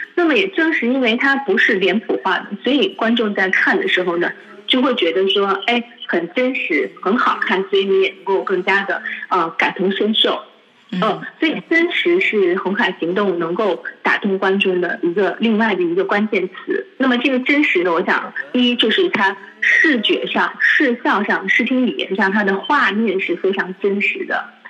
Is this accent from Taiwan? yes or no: no; China; 我们中国人的价值观